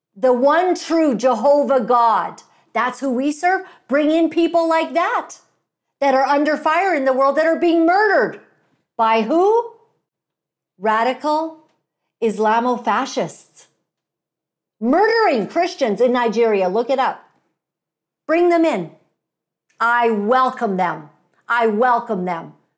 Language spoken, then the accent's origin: English; Canada; I'm a Canadian girl